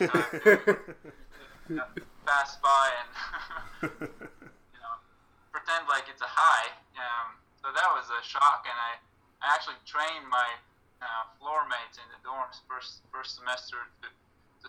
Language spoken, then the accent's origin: English; Latvia; moved away as an adult; also born or lived in Kansas, United States; now in United States; in Latvia, my former coach, my first coach from my hometown, he coached me up until I graduated high school